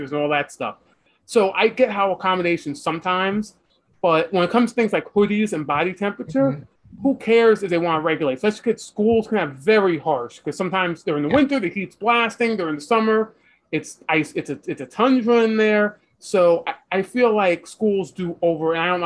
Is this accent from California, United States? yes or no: no; New York City, New York, United States; where I'm from New York City, there's like 4 weeks the entire year where it's so cold